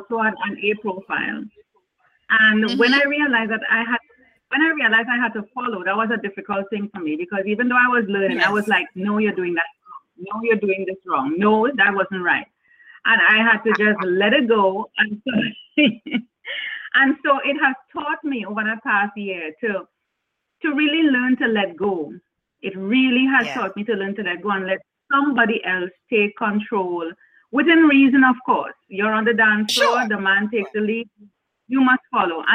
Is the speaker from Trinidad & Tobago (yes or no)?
yes; Trinidad & Tobago; moved away as an adult; now in Jamaica; I am originally born and bred in Trinidad and Tobago, which is another island in the Caribbean